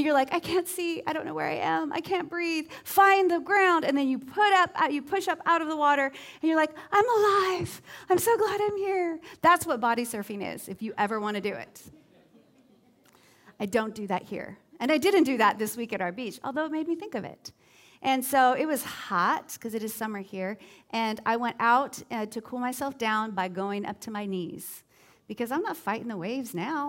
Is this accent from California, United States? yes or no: yes; Southern California, United States; now in Southwest Florida, United States; I grew up at beaches in Southern California, and I went to beaches from before the time I could walk all the way up through high school